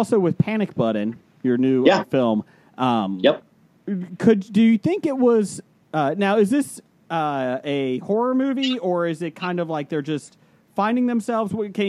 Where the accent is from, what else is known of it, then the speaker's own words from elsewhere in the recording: Ohio, United States; I'm from Ohio